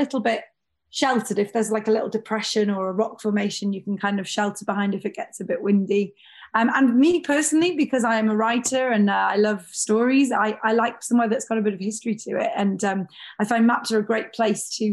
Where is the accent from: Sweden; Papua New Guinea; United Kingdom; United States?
United Kingdom; North Wales; I grew up in North Wales in the UK